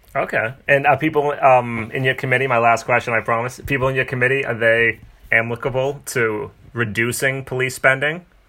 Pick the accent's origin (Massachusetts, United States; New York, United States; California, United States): Massachusetts, United States; Haverhill; accent: Boston; I grew up in Haverhill, Massachusetts, which is 35 minutes north of here